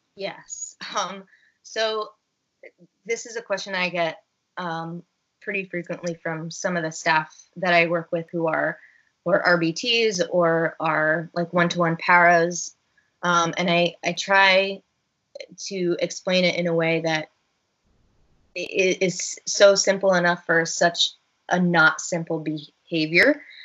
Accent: Northern New Jersey, United States; it was in my hometown

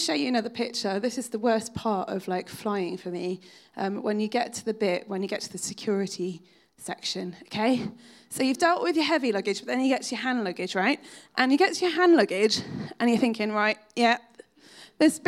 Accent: United Kingdom; we're British

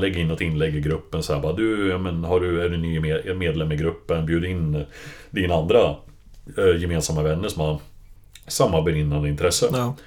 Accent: Hudiksvall, Gävleborg County, Sweden; moved away as an adult; also born or lived in Stockholm; now in Täby, Sweden; kom ursprungligen från Glada Hudik

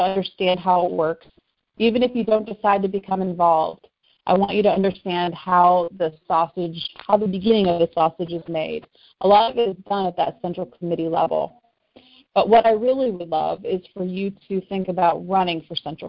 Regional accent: West Chester, Ohio, United States; here in Butler County, in my hometown

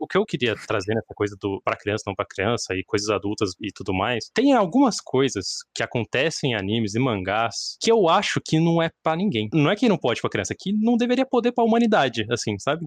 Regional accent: Brazil; nós brasileiros

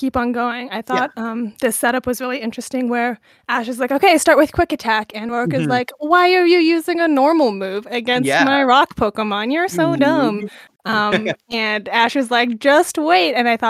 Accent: Canada; I'm Canadian, so I don't know what y'all are on about.

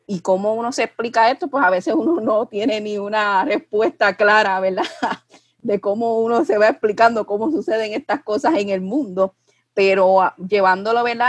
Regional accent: Puerto Rico; mirarnos como, como puertorriqueños

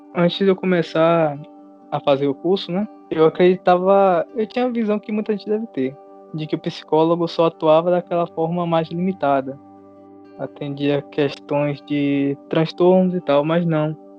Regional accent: Catu, Bahia, Brazil; Nós somos de Catu

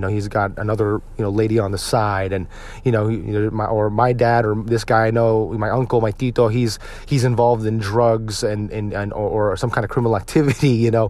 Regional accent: United States; growing up in the Filipino-American community

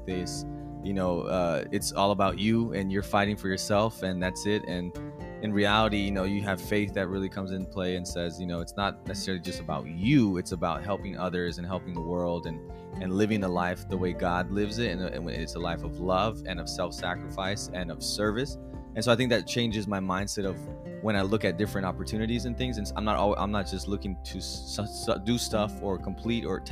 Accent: McAllen, Texas, United States; moved away; I'm from originally born and raised in South Texas, McAllen, Texas, to be exact.

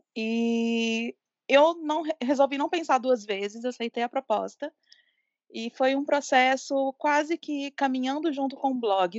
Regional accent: Minas Gerais, Brazil; eu sou jornalista, sou mineira também, assim como a Nadica

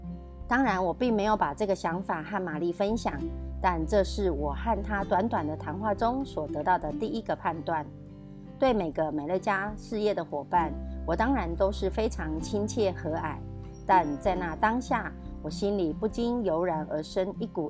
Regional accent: Miaoli County, Taiwan

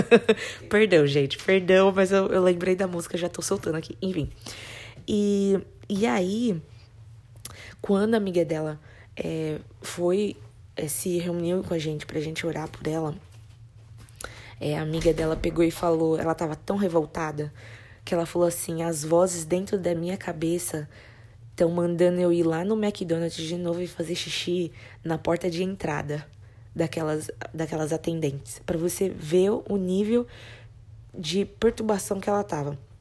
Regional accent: Brazil; moved away

